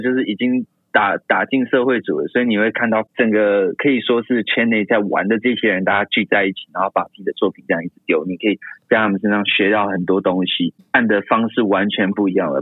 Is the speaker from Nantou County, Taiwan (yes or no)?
no; Taoyuan, Taiwan; moved away as an adult; also born or lived in Tainan; 我本身是桃园人